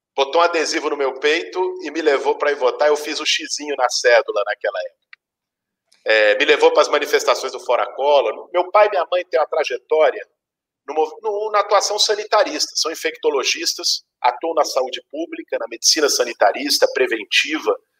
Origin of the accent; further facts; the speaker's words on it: São Paulo, Brazil; Nasci em 1982, aqui em São Paulo, que é onde vivi por esse tempo